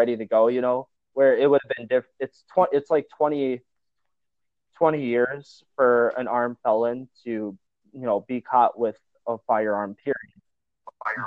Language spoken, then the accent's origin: English; Northwest Wisconsin, United States; I'm from Northwest Wisconsin